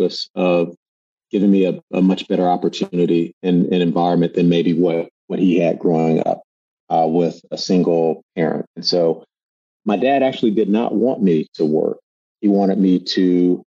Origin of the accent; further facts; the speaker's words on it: Durham, North Carolina, United States; moved away; I grew up in Durham, North Carolina